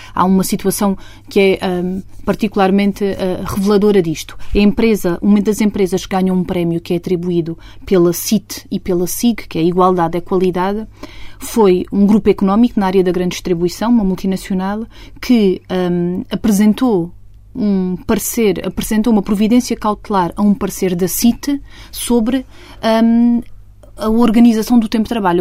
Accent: Estremoz, Alentejo, Portugal; moved away as an adult; now in Lisbon, Portugal; já vivo quase há tantos anos em Lisboa como aqueles que vivia em Estremoz. Eu gosto muito da minha terra

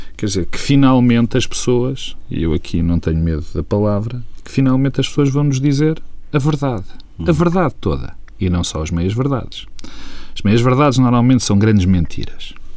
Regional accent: Portugal; como português

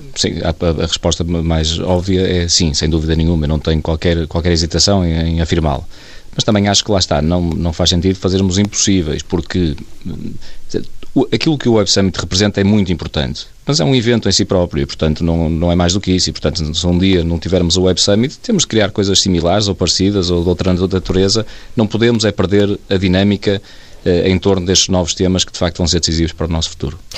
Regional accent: Portugal; eu sendo português

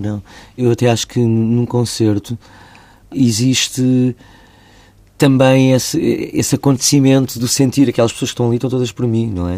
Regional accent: Portugal; como povo, como portugueses

